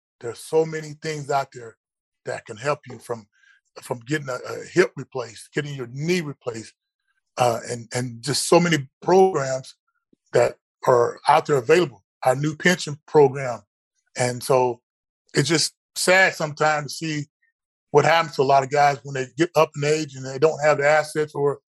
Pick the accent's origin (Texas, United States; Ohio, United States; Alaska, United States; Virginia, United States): Texas, United States; College Station; I know back at Texas A&M, where I grew up at down in College Station, that head coach is making crazy amounts of money.